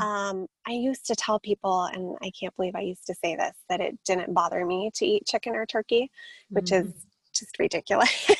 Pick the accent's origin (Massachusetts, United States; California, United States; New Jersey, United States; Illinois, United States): California, United States; San Diego; also born or lived in Boulder, Colorado; moved to San Diego when I was about seven and have been here ever since.